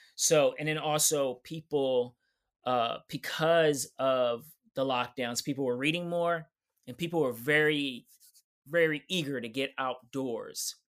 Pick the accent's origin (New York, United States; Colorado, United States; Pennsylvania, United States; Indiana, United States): New York, United States; New York City; I'm from New York City